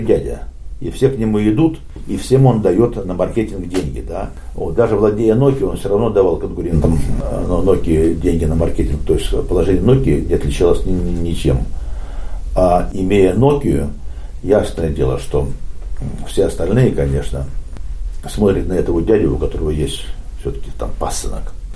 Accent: Saint Petersburg, Russia; moved away as an adult; now in Finland; Родом я из Питера

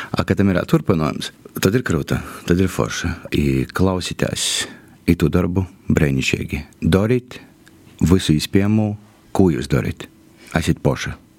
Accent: Kārsava, Latgale, Latvia; accent: Latgalian; es esmu no Korsovas

